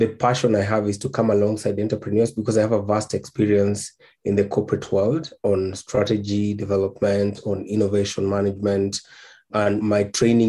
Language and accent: English; Nairobi, Kenya; I come from Nairobi, Kenya. That's where I live.